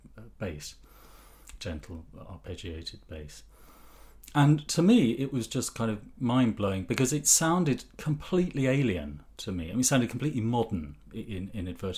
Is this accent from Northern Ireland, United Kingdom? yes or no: no; Ipswich, East of England, United Kingdom; I was brought up in Ipswich